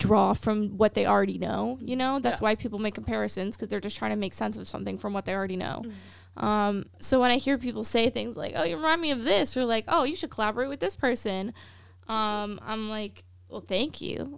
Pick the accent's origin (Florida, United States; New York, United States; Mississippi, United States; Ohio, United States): Florida, United States; Land O' Lakes; also born or lived in Tampa, Florida; I grew up in Tampa